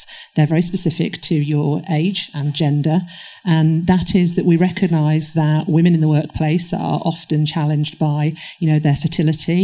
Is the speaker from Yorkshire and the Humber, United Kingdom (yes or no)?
no; Manchester, North West England, United Kingdom; moved away; I am originally from Manchester, so you can take the girl out the north, but the north is still in me